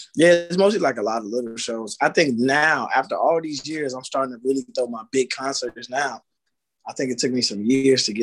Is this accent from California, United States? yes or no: no; Clarksville, Tennessee, United States; also born or lived in Houston, Texas; now in Texas, United States; I'm originally from Tennessee. I'm from Clarksville, but I moved to Texas